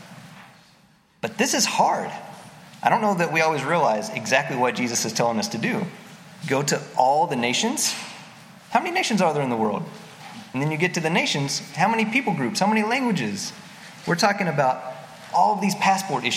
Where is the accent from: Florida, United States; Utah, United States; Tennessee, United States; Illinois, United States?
Tennessee, United States; East; moved away; I grew up in East Tennessee, an hour north of Knoxville, in a really, really small hillbilly town in the Appalachian Mountains.